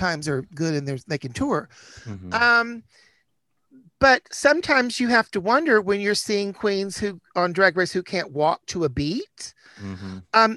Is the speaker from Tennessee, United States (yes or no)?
yes; Chattanooga, Tennessee, United States; also born or lived in New York City; now in New York, United States; I grew up in Chattanooga, Tennessee